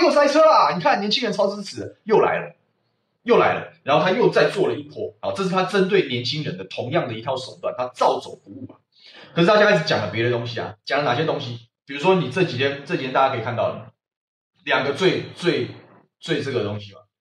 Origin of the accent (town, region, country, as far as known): Taiwan